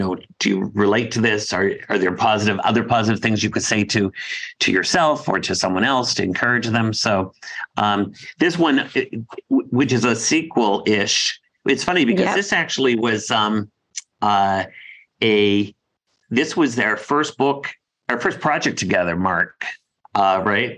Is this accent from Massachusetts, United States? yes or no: yes; Dedham, Massachusetts, United States; Dedham, Massachusetts, my hometown.